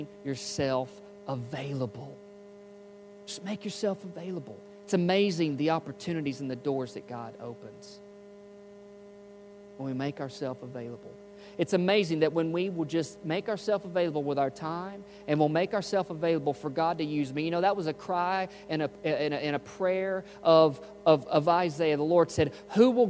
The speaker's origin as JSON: {"language": "English", "town": "Memphis", "region": "Tennessee", "country": "United States", "moved": "yes", "said": "I was from Memphis"}